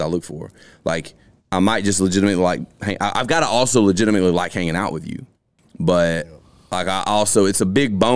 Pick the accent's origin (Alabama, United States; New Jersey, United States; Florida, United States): Alabama, United States; now in Columbus, United States; I'm originally from across that line, too